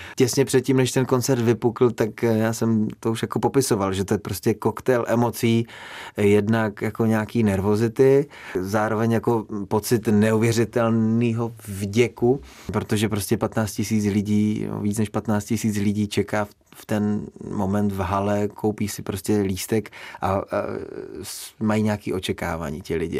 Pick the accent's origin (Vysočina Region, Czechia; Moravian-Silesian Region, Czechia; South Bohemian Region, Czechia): Moravian-Silesian Region, Czechia; Frýdek-Místek; když jsme vyrůstali ve Frýdku místku